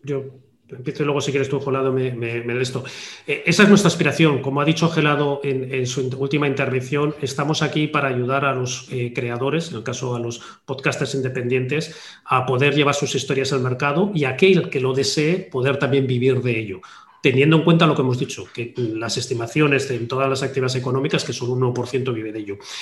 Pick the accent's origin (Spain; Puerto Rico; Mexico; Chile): Spain; Basque Country; Yo siendo también eh, vasco de origen